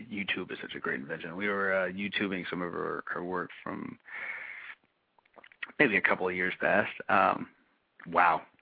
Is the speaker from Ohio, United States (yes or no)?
no; Pittsburgh, Pennsylvania, United States; I'm from Pittsburgh, when we're the city of champions.